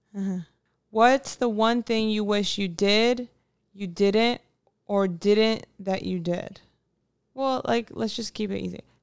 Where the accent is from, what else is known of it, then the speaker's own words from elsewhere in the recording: United States; I'm also American, but my parents are from South America